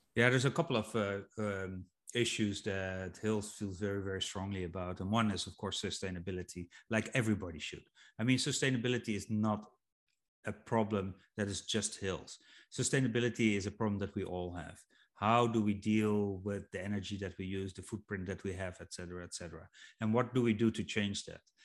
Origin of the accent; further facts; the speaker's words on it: Netherlands; I'm from Holland